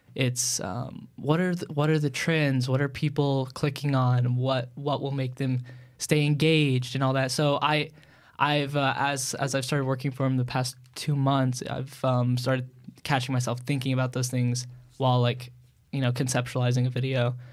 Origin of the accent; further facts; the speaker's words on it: Long Island, New York, United States; where I grew up on Long Island, New